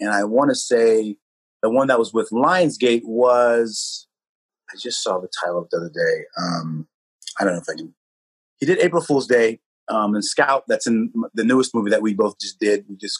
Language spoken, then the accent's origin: English; Santa Rosa, California, United States; I was literally in my hometown, Santa Rosa